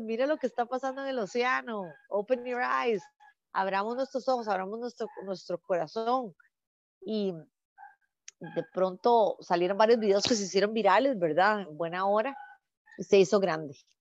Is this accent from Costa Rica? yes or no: yes; Costa Rica; la fundación está aterrizando los proyectos en mi país